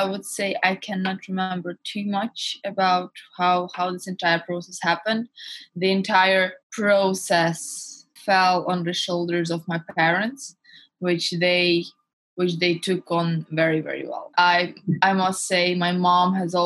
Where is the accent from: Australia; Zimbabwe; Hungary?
Hungary; now in London, United Kingdom; I was born and raised in Hungary, but my parents are Russian